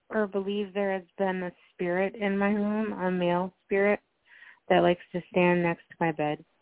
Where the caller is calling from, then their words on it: Minnesota, United States; calling from Minnesota.